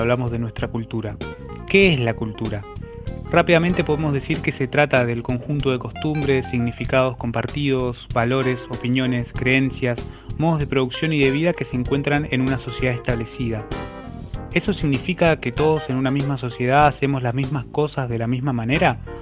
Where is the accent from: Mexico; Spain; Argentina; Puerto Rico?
Argentina; somos reconocidos los argentinos